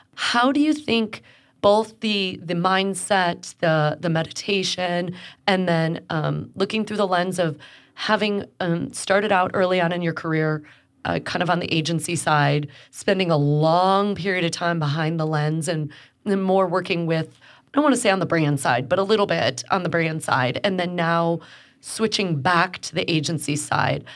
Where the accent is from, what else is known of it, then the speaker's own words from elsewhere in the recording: Chicago, Illinois, United States; now in Houston, United States; When people ask me where I'm from, I'm a Chicagoan